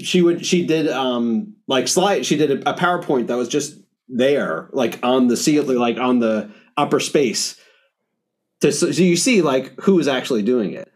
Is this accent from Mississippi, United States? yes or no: no; New York, United States; as a New Yorker